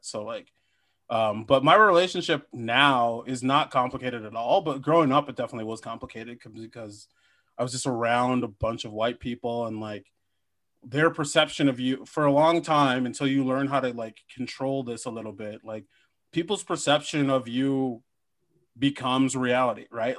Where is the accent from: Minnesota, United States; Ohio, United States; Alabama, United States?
Minnesota, United States; I am from Minnesota